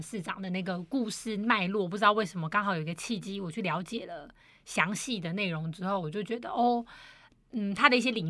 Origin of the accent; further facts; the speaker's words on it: Taiwan; 因为我们台湾人又以和为贵，不喜欢冲突